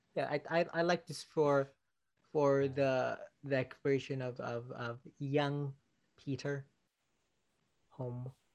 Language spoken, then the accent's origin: English; Philippines; as a Filipino